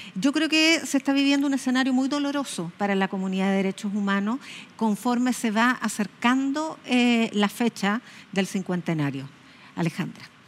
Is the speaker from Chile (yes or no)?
yes; Chile; como chilenos y chilenas